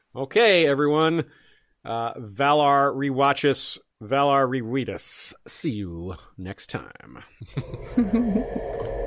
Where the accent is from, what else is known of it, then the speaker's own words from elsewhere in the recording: Tallahassee, Florida, United States; moved away as an adult; I am from Tallahassee. Uh, I lived in Tallahassee from nineteen ninety-three and, or from nineteen eighty-nine till nineteen ninety-seven. I went to high school and college there